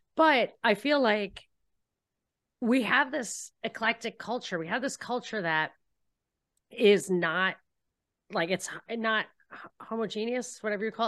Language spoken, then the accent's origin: English; New York, United States; moved away as an adult; also born or lived in Texas; I grew up in New York